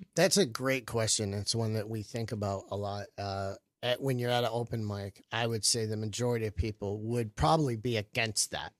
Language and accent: English; Flint, Michigan, United States; also born or lived in Tampa, Florida; now in New York, United States; I moved here from Tampa, but I was born in Flint, Michigan